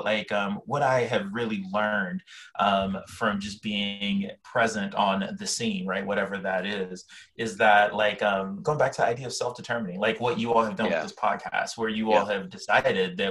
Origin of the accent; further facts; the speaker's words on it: Liberia; now in Brooklyn, United States; Now, I'm Liberian, so I didn't grow up in the United States of America. I grew up in Liberia.